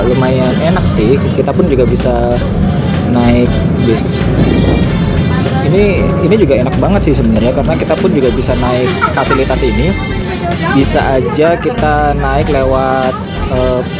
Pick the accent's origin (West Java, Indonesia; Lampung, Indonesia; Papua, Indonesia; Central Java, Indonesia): Central Java, Indonesia; Mas Bayu asli warga Jakarta saya Jawa Tengah